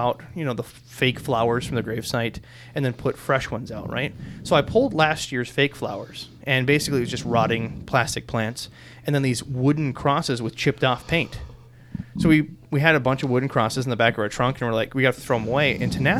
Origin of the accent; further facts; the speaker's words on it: Minnesota, United States; growing up in Minnesota